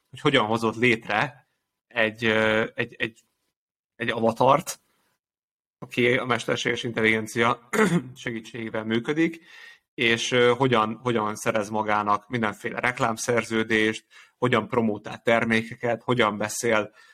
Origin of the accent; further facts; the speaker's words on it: Hungary; Ugye magyarként